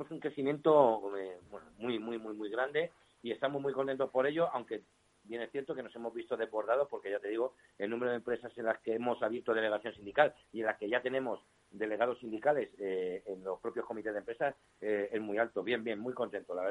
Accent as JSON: {"language": "Spanish", "country": "Spain", "said": "lo único que tenemos en común es que somos eh, españoles, nos consideramos españoles y patriotas y somos anticomunistas."}